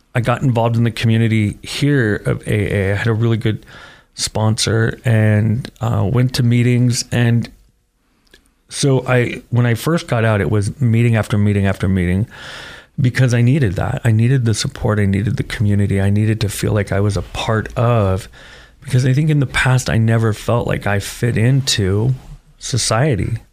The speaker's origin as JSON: {"language": "English", "town": "Parma", "region": "Ohio", "country": "United States", "tie": "born or raised there", "also_born_or_lived": "Oregon", "moved": "as an adult", "said": "I grew up in Parma"}